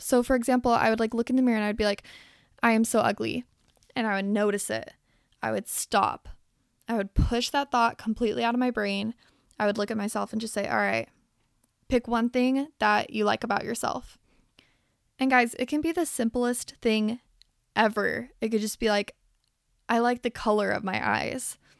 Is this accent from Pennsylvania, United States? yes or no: no; Salt Lake City, Utah, United States; I grew up in Salt Lake City, Utah